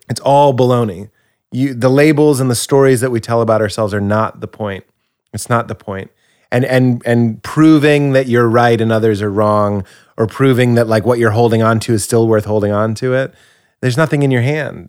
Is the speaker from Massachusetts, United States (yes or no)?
yes; Boston, Massachusetts, United States; I'm from Boston, and it's an area that has a lot of identity.